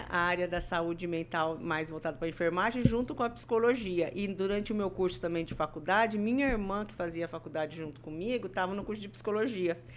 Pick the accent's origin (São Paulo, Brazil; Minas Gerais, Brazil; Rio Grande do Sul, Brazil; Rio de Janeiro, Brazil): São Paulo, Brazil; Santa Rita do Passa Quatro; now in Maringá, Brazil; É, minha cidade natal é Santa Rita do Passa Quatro, estado de São Paulo, próxima cidade de Ribeirão Preto.